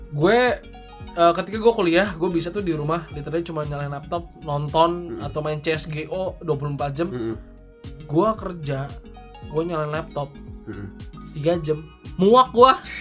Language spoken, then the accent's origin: Indonesian; Tangerang, Banten, Indonesia; also born or lived in Singapore; now in Jakarta, Indonesia; gue besar di Tangerang, jadi mostly teman gue semua di Tangerang